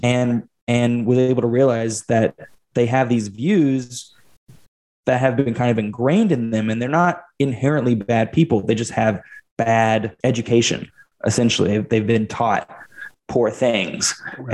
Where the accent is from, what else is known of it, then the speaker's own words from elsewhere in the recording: Fort Smith, Arkansas, United States; my hometown of Fort Smith, Arkansas